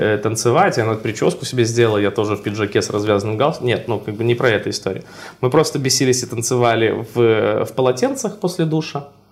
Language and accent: Russian; Brest, Brest Region, Belarus; виды своего родного города и вот на базе прям Бреста